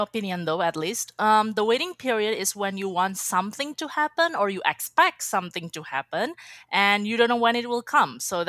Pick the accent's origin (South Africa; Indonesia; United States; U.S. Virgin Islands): Indonesia; now in Edmonton, Canada; I'm from Indonesia. And I'm recently married, and now I reside in Edmonton, so I'm in Canada, actually.